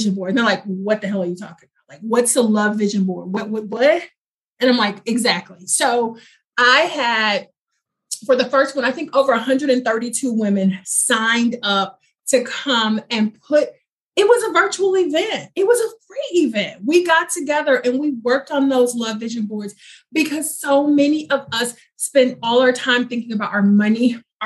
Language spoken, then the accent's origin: English; Houston, Texas, United States; I'm from Houston